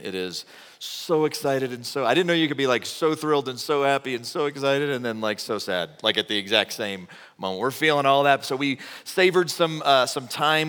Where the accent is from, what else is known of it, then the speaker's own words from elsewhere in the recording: Texas, United States; moved away; I'm from Texas